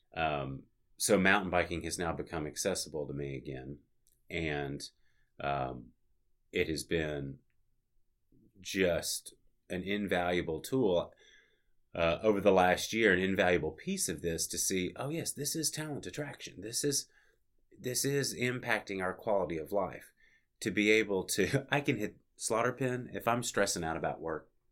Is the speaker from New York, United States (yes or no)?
no; Little Rock, Arkansas, United States; moved away as an adult; now in Bentonville, United States; That was my hometown.